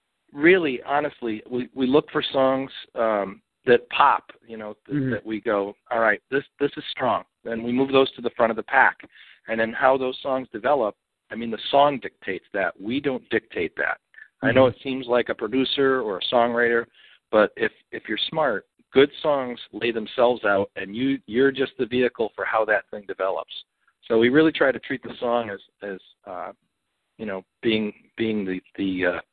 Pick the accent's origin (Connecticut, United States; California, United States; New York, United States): Connecticut, United States; I grew up in Connecticut